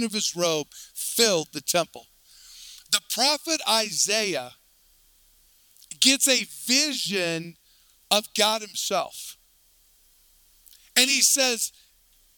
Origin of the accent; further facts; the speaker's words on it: Colorado, United States; I grew up right here in Colorado